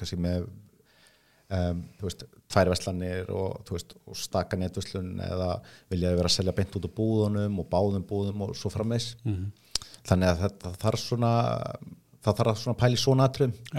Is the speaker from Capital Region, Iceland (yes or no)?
yes; Reykjavík, Capital Region, Iceland; ég er fættur uppalinn í Vestabæk